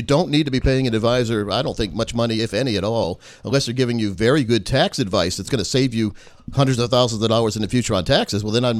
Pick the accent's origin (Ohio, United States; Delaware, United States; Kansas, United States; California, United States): Delaware, United States; moved away; I was born in Delaware.